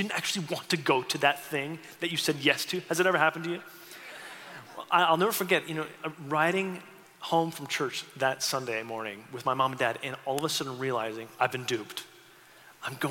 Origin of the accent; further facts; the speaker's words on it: St. Catharines, Ontario, Canada; moved away as an adult; now in Seattle, United States; I grew up in St. Catharines, a small city on the eastern part of the country